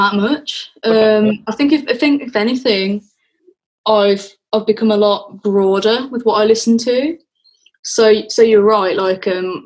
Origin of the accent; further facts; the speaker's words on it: Wolverhampton, West Midlands, United Kingdom; also born or lived in Birmingham; I am from Wolverhampton, but I spent a lot of time in Birmingham